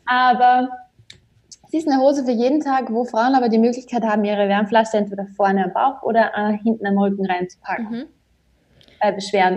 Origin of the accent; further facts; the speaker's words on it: Austria; bei uns in Österreich